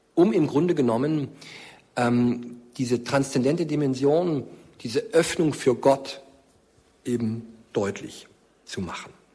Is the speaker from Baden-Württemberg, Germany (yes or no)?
yes; near Stuttgart, Baden-Württemberg, Germany; In meiner Heimatgemeinde in Markstadt bei Stuttgart